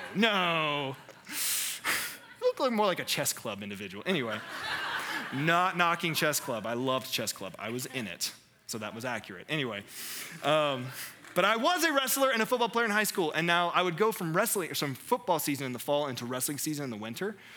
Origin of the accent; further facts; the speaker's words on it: North Carolina, United States; I'm from North Carolina